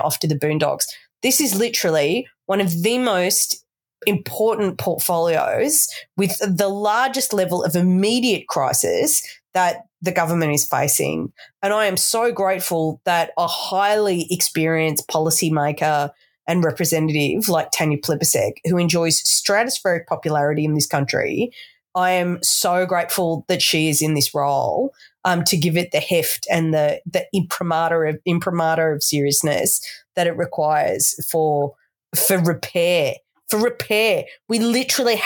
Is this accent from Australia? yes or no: yes; Australia; As an Australian